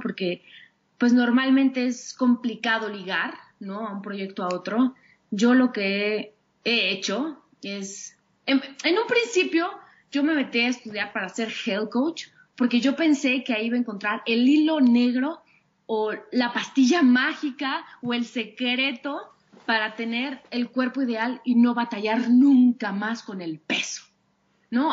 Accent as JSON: {"language": "Spanish", "region": "Mexico City", "country": "Mexico", "tie": "born or raised there", "said": "todo el tiempo he vivido aquí en la Ciudad de México"}